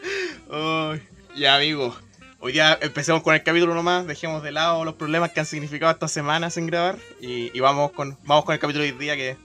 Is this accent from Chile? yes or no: yes; Santiago, Santiago Metropolitan Region, Chile; los que somos de Santiago